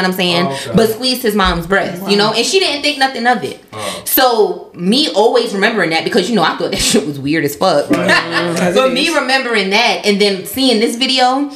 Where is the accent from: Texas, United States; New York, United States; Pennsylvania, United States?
New York, United States; growing up in New York